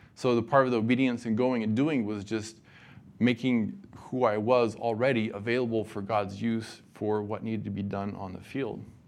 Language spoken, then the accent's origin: English; Nevada, United States; moved away; I grew up in Nevada